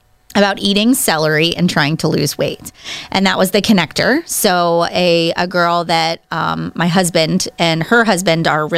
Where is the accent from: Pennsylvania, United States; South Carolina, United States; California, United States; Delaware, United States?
Pennsylvania, United States; Pittsburgh; now in Cranberry, United States; I grew up in Pittsburgh, actually about east of Pittsburgh. So I went to Penn Trafford High School is this area that I'm from